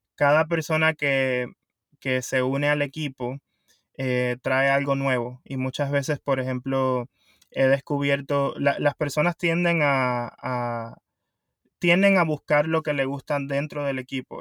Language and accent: Spanish; Puerto Rico; moved away as an adult; also born or lived in South Florida, United States; now in Florida, United States; originalmente soy de Puerto Rico y me mudé acá a Estados Unidos, al sur de la Florida, hace 15 años